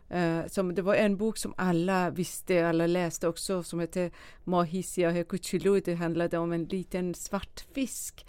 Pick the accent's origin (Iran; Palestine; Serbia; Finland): Iran; a small village outside Shiraz, Fars; moved away as an adult; also born or lived in Dubai; now in Sweden; jag föddes i en liten by utanför eh, storstaden Shiraz i Iran